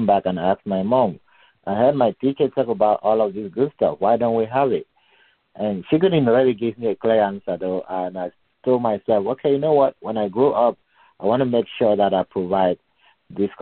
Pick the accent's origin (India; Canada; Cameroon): Cameroon; moved away as an adult; now in United States; I'm originally from Central Africa, specifically from Cameroon